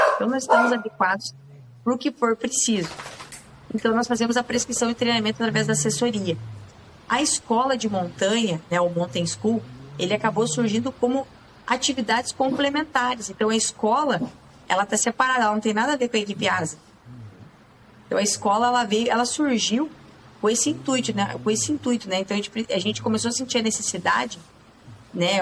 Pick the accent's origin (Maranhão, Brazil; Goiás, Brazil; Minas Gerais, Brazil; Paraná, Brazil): Paraná, Brazil; Campina Grande do Sul; moved away; eu saí lá de Campina Grande do Sul